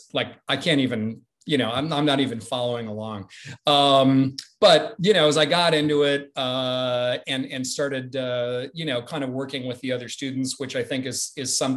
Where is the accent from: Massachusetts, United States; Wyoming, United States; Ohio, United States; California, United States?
California, United States; Orange County, Southern; also born or lived in Madison, Wisconsin; we moved to California when I was 6 years old. So I was raised out in Southern California in Orange County